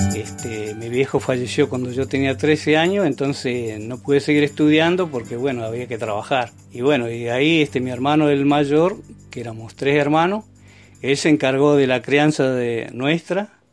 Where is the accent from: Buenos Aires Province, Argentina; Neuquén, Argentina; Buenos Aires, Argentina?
Neuquén, Argentina; Vista Alegre Sur; also born or lived in Barranca del Palo / Aucamahuida / Chañar / Centenario; yo me nací en Barranca del Palo el 1 de abril de 1947. Después estuvimos en Aucamahuida, después este, los vinimos al Chañar. En eso mis viejos, para que pudieran ir a la escuela, se trasladaron a Vista Alegre Sur.